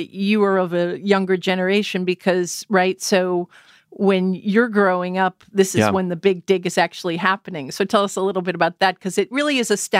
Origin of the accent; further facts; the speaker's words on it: Lowell, Massachusetts, United States; also born or lived in Newton, Massachusetts; I grew up in Lowell and Newton.